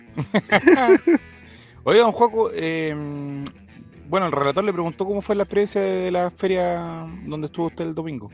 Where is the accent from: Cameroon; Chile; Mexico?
Chile; Valdivia, Los Ríos; Soy de Valdivia